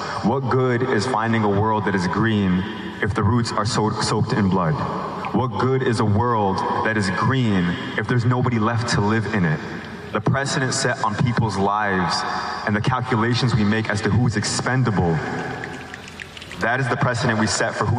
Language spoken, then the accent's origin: English; Detroit, Michigan, United States; also born or lived in Gaza; I'm a Gazawi born in Detroit.